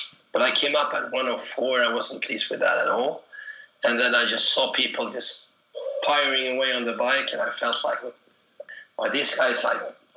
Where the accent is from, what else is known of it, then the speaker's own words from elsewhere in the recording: Stockholm, Stockholm County, Sweden; my hometown, Stockholm